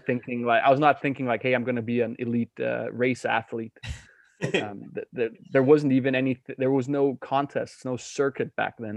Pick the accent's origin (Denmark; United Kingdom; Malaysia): Denmark; I'm born and raised in Denmark, where um, I grew up as a kid on the west coast of Jutland